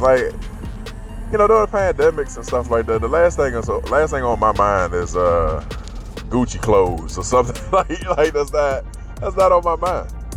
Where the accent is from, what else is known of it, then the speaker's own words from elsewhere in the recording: United States; as an American